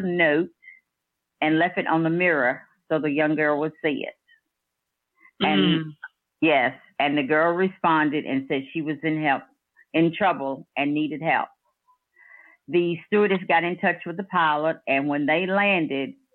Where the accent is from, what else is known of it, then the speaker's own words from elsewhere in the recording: Danville, United States; I'm from Danville